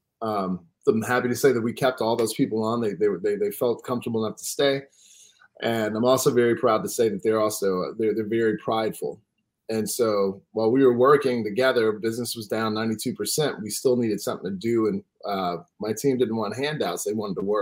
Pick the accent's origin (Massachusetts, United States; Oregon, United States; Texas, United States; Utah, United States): Texas, United States; Houston; I'm from Houston. My family's 180 years deep in Texas